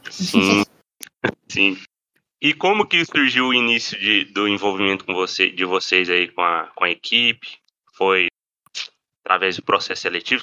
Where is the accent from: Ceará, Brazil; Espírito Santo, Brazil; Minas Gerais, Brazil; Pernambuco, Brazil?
Minas Gerais, Brazil; Divinópolis; also born or lived in São João del Rei; Eu também sou de Divinópolis